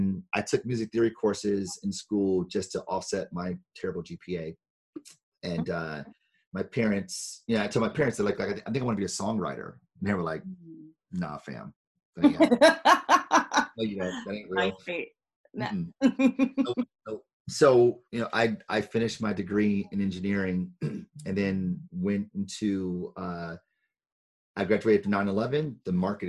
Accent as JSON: {"language": "English", "town": "Detroit", "region": "Michigan", "country": "United States", "tie": "born or raised there", "said": "I'm from Detroit, born and raised"}